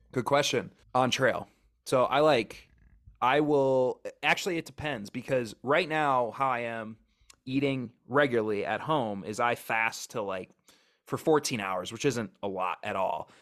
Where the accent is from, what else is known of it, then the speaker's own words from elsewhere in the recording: Wisconsin, United States; moved away as an adult; also born or lived in Oregon; now in Wyoming, United States; I grew up in Wisconsin, Midwest